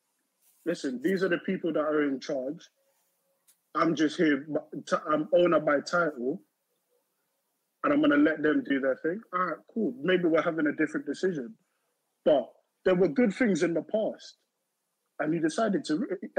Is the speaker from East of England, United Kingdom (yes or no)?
no; London, United Kingdom; I'm from Northwest. I'm from Northwest.